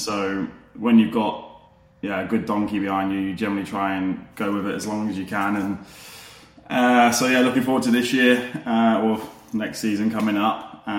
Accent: Leicester, East Midlands, United Kingdom; I'm originally a Leicester boy. So I'm originally from Leicester.

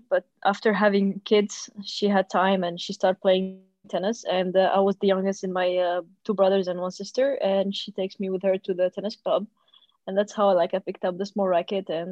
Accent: Sousse, Sousse Governorate, Tunisia; also born or lived in Tunis, Tunisia; I'm from Sousse, which is 140 kilometers far from Tunis, the capital

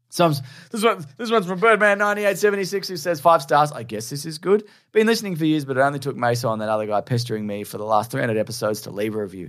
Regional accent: Australia; also born or lived in Melbourne; People think it's being American, but we're not

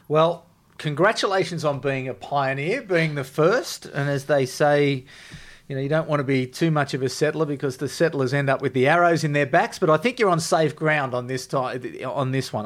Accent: Canberra, Australian Capital Territory, Australia; I'm from Canberra, that it's a Canberra degree

